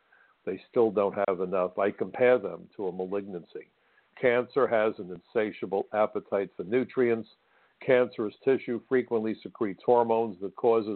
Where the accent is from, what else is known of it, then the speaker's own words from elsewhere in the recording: New York City, New York, United States; It was my hometown. I'm a native New Yorker, went to Brooklyn College. I'm Brooklyn through and through, still live in Brooklyn.